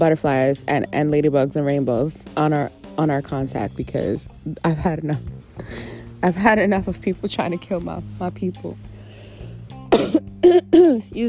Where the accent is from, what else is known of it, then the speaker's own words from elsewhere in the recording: New York City, New York, United States; moved away; I grew up in New York City. I lived there 21 years. I lived in other places too, but New York City is mostly where I'm from